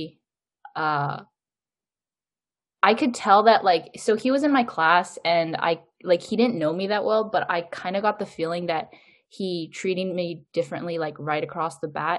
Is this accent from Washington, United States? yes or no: yes; Seattle, Washington, United States; I'm Korean American and I'm from Seattle, Washington